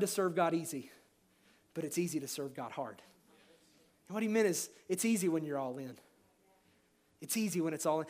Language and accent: English; Kentucky, United States; I grew up in Kentucky